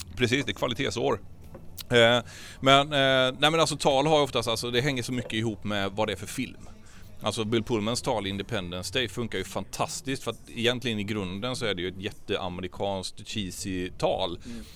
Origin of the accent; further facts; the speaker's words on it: Traryd, Kronoberg County, Sweden; Trarydsjön där jag kommer ifrån, Traryd.